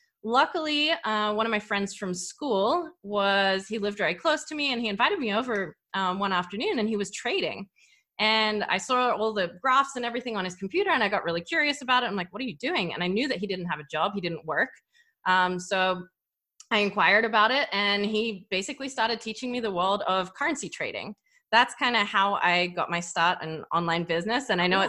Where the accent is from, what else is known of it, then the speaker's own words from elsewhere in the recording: Australia; accent: hybrid; So I grew up in Australia. I kind of have a hybrid accent going on.